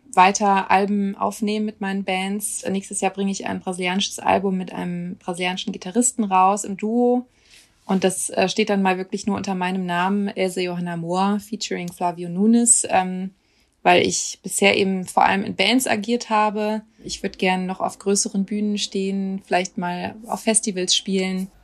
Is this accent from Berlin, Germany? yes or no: no; Düsseldorf, North Rhine-Westphalia, Germany; moved away; also born or lived in Cologne / Osnabrück; mit Düsseldorf verbinde ich schon Heimat, also vor allem Urdenbach, wo ich herkomme